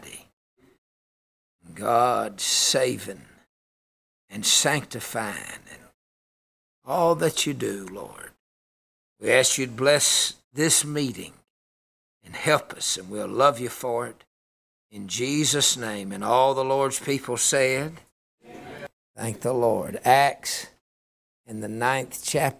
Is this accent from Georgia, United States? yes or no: yes; Georgia, United States; I'm from Georgia